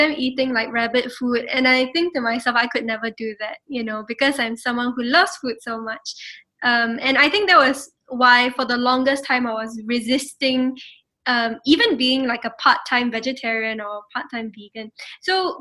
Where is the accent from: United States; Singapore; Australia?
Singapore; my own identity as a Singaporean